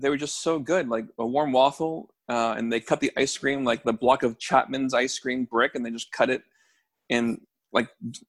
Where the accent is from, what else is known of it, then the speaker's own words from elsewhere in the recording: Toronto, Ontario, Canada; also born or lived in Barrie; I grew up in Toronto. I've been in Toronto. I haven't lived anywhere except for Barrie, which is close to Toronto